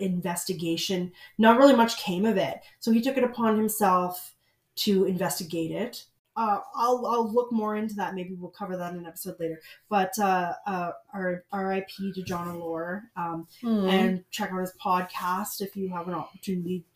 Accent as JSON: {"language": "English", "region": "New Brunswick", "country": "Canada", "tie": "born or raised there", "moved": "yes", "said": "my hometown, New Brunswick"}